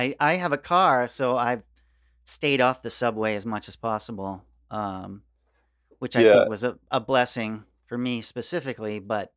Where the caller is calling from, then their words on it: Queens, New York, United States; I'm in Queens, bro.